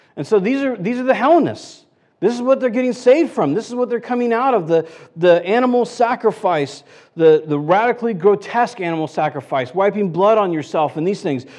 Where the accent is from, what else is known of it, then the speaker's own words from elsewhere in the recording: United States; I'm American